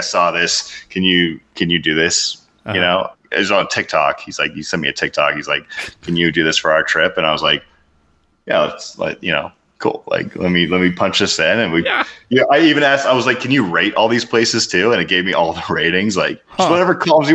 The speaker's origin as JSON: {"language": "English", "country": "United States", "said": "I'm American"}